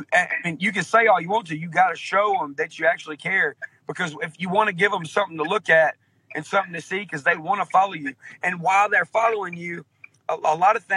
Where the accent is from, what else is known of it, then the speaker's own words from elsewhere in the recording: outskirts of Nashville, Tennessee, United States; accent: real southern accent; I was born in Nashville, Tennessee. I was raised on the outskirts of Nashville, Tennessee in a small town.